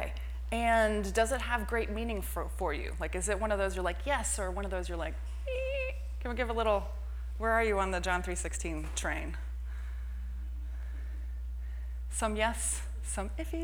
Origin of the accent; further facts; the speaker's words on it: Texas, United States; also born or lived in Florida; now in San Francisco, United States; I'm from Texas